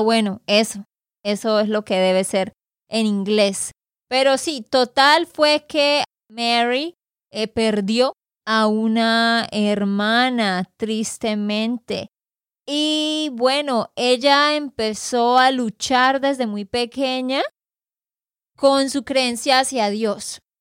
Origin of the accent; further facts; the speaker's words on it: Santander, Colombia; de Santander, Colombia.